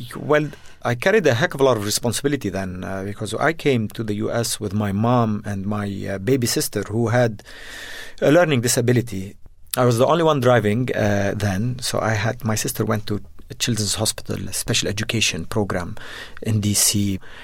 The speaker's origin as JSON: {"language": "English", "country": "Jordan", "tie": "born or raised there", "also_born_or_lived": "Beirut, Lebanon", "said": "I was born in Beirut and, uh, but grew up in Jordan"}